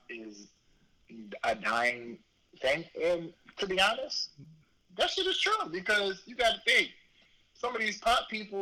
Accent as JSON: {"language": "English", "town": "Virginia Beach", "region": "Virginia", "country": "United States", "tie": "born or raised there", "said": "it's my hometown, so I have to rep it"}